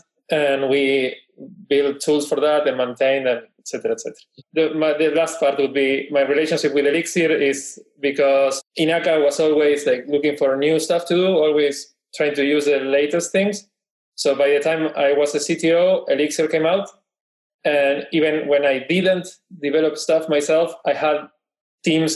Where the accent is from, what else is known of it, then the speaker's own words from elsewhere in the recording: Buenos Aires, Argentina; I am Porteño from Buenos Aires.